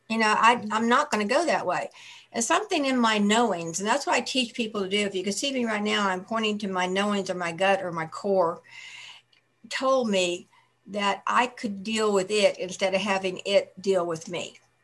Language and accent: English; Buffalo, New York, United States; I was born in outside Buffalo, New York